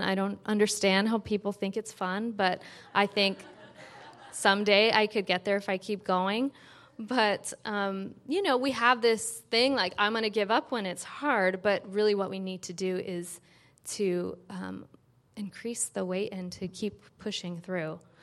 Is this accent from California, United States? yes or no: yes; San Francisco, California, United States; growing up in San Francisco, spending half the time there at my dad's